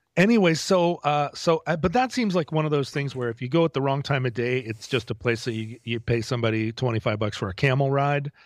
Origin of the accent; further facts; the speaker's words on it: United States; as an American